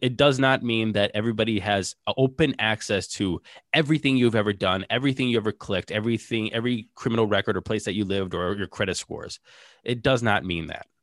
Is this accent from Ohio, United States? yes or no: yes; Ohio, United States; we're from Ohio